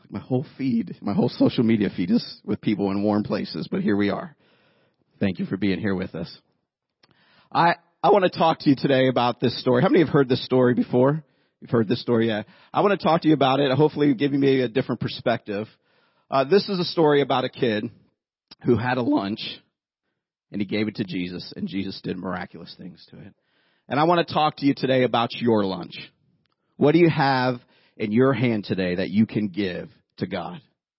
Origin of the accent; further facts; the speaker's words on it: Youngstown, Ohio, United States; I grew up in Youngstown, Ohio.